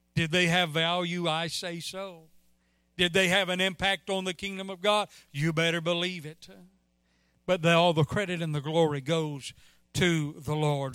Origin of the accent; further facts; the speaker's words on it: Mississippi, United States; I'm from Mississippi